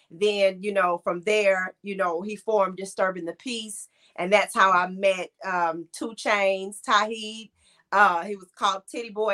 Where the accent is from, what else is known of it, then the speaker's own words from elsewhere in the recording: Cleveland, Ohio, United States; born there; And um, so I was born in Cleveland, Ohio during the football season.